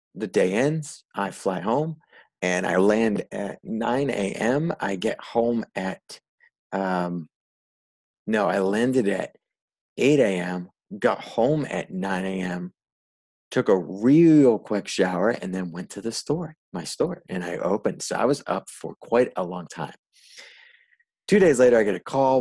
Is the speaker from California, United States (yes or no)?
no; Rhode Island, United States; moved away; I'm originally from the Northeast and Rhode Island.